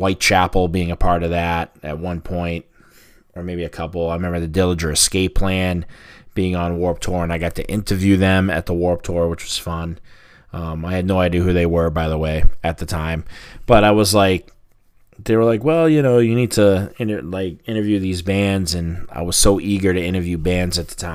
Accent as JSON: {"language": "English", "town": "Boston", "region": "Massachusetts", "country": "United States", "tie": "born or raised there", "said": "my hometown"}